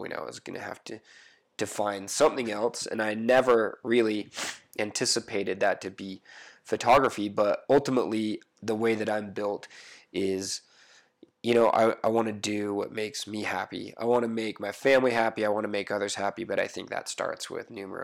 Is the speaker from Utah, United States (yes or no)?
yes; Utah, United States; growing up in Utah, you can be said to have lived in a bubble